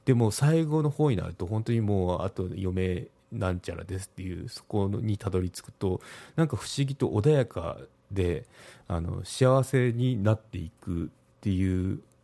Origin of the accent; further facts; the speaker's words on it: Kagoshima, Japan; 私の地元鹿児島